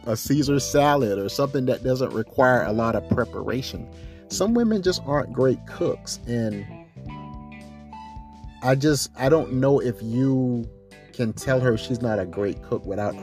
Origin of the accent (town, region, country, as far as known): South Carolina, United States; born or raised there